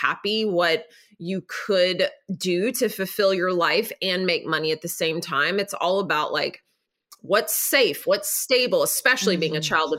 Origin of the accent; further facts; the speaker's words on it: Nashville, Tennessee, United States; So I'm from Nashville.